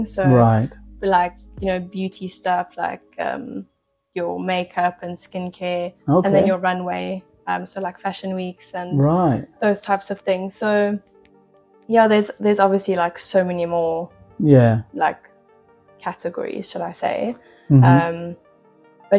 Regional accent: Pretoria, Gauteng, South Africa; moved away; in Pretoria, like where I was from

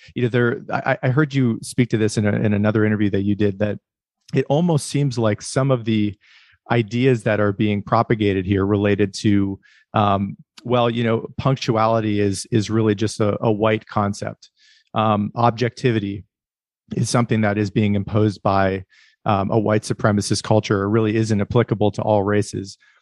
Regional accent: northwestern Pennsylvania, United States; I was raised in the Rust Belt in, uh, northwestern Pennsylvania

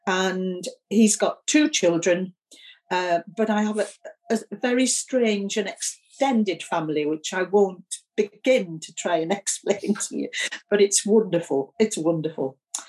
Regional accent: Keswick, North West England, United Kingdom; also born or lived in Newcastle / Sunderland; I'm actually from Keswick, a long, long, long, long time ago. But I've lived most of my life in the northeast of England, in Newcastle and Sunderland

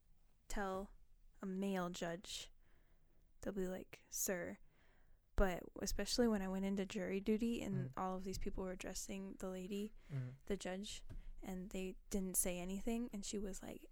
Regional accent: Colorado, United States; I'm from the West, first of all. Colorado

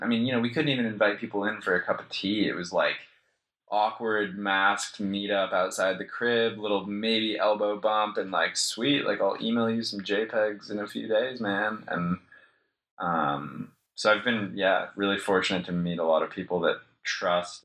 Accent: Jackson, Wyoming, United States; accent: American; moved away as an adult; also born or lived in New York; now in Melbourne, Australia; growing up in Jackson Hole was insane. It's the prettiest place on earth

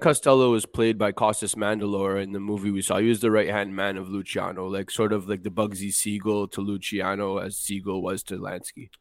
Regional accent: Montreal, Quebec, Canada; I grew up in Montreal

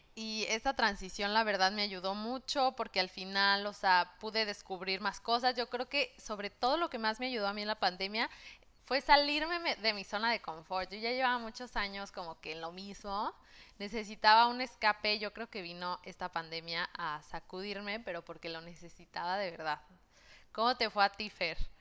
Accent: Mexico; moved away as an adult; now in Melbourne, Australia; de México

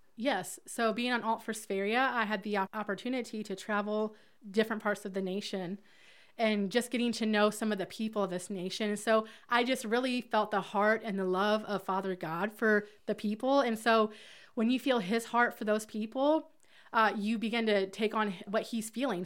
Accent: Hamilton, Alabama, United States; I'm from Hamilton, Alabama, where I'm a part of the Ramp

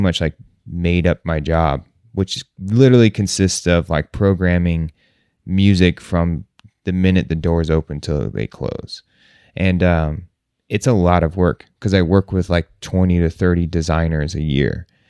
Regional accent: United States; You know, they know we're from the States. They know that we're bringing this sound to them.

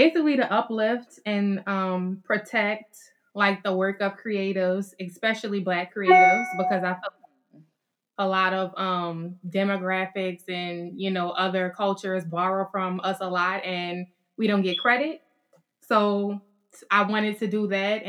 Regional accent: New Orleans, Louisiana, United States; I'm from New Orleans, Louisiana, and I'm a rising 2L at Loyola Law.

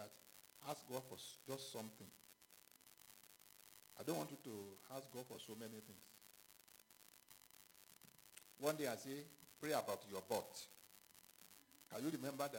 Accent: Ghana; moved away; I was born in Ghana too

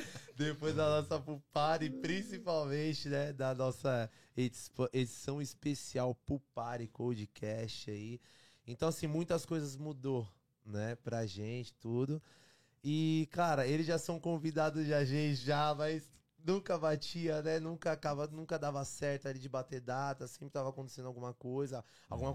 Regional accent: São Bernardo do Campo, São Paulo, Brazil; now in Toronto, Canada; sou de São Paulo, São Bernardo do Campo, ABC Paulista. Vivo aqui em Toronto

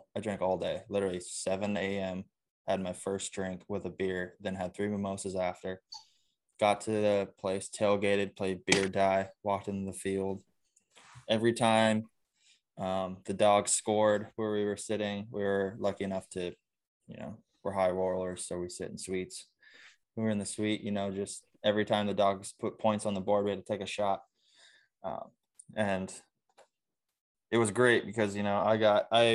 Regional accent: Clovis West, California, United States; moved away; also born or lived in Wisconsin; my hometown.

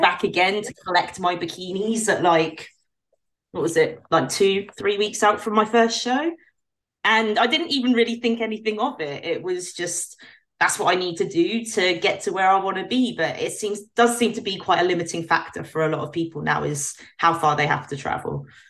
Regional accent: United Kingdom; as a British pro

